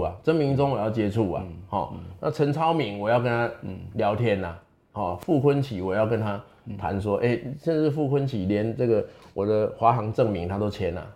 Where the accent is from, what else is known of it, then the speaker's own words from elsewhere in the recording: the mountain area of Chiayi, Chiayi County, Taiwan; 我出生在嘉义的山区